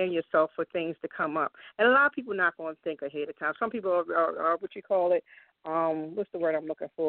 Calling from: Randallstown, Maryland, United States; I'm here. Um, um, I, I live in the um, Randallstown area, Baltimore.

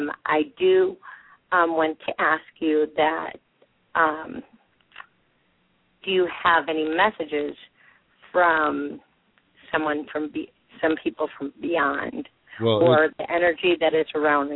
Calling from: St. Louis, Missouri, United States; I'm calling from St. Louis, Missouri.

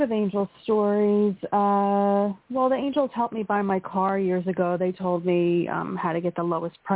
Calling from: Pennsylvania, United States; from Pennsylvania.

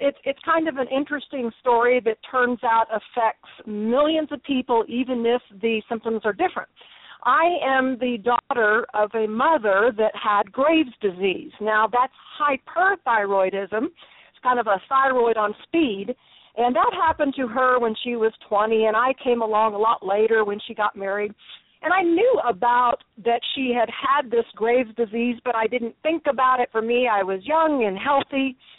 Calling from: Texas, United States; I am in two places, but right now I'm in Texas.

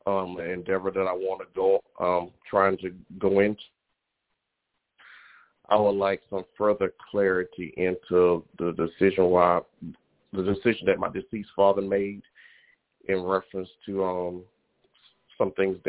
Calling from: Baton Rouge, Louisiana, United States; Baton Rouge, Louisiana.

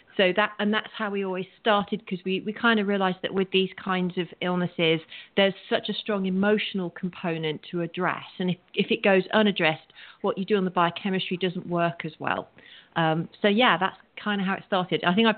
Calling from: Santa Monica, California, United States; I'm actually calling in from Santa Monica, so I'm Pacific Coast time.

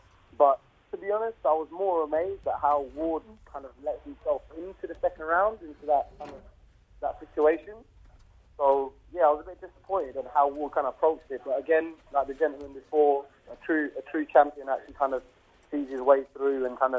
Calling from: Essex, East of England, United Kingdom; I'm calling from Essex.

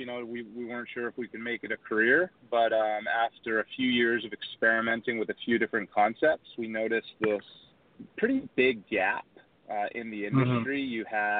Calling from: Charlotte, North Carolina, United States; I'm calling from beautiful Charlotte, North Carolina.

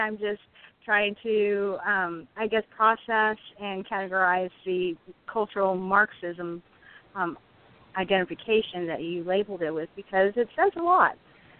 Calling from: California, United States; I'm calling from California.

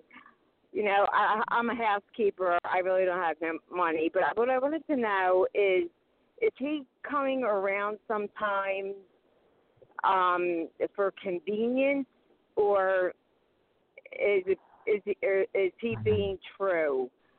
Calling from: Pennsylvania, United States; from Pennsylvania.

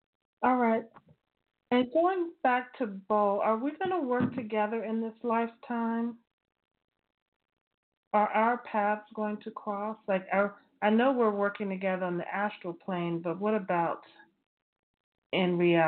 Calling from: Maryland, United States; I'm calling from Maryland.

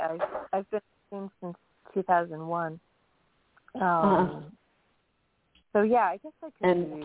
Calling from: New York, United States; Hi, … from New York.

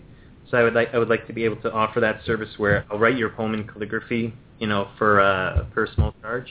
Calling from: Ontario, Canada; I'm calling from Ontario in Canada.

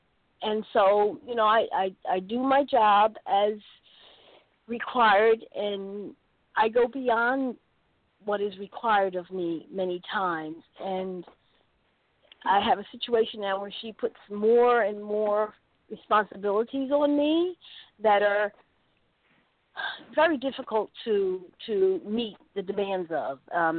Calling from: North Carolina, United States; Yes, this is Lowe's, and I'm calling from North Carolina.

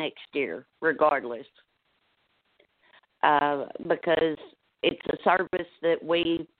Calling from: Northeast Arkansas, United States; I'm calling from Northeast Arkansas

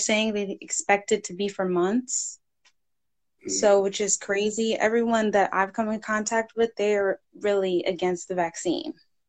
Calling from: New Jersey, United States; So I'm calling from New Jersey.

